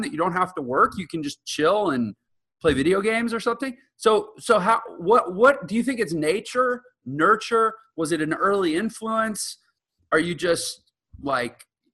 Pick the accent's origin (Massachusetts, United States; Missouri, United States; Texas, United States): Texas, United States; now in Utah, United States; I'm from Texas and I live in Utah.